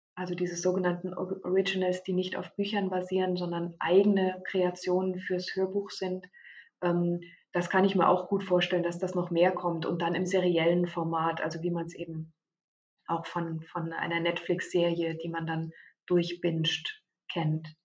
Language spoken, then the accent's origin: German; Germany; bei uns in Deutschland